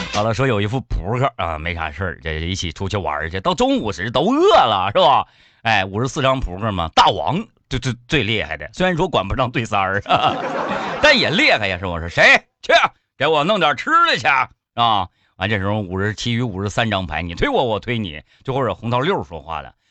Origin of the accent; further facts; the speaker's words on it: Harbin, Heilongjiang, China; 我是哈尔滨人